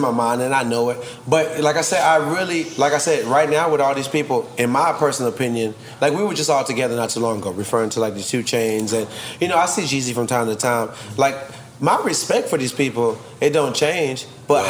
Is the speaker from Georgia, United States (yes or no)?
yes; Atlanta, Georgia, United States; I'm from Atlanta